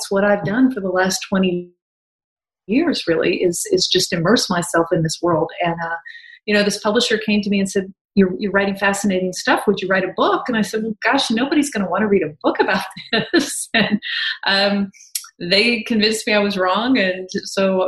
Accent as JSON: {"language": "English", "region": "Kansas", "country": "United States", "tie": "born or raised there", "also_born_or_lived": "Atlanta", "moved": "as an adult", "said": "I'm a Kansas girl"}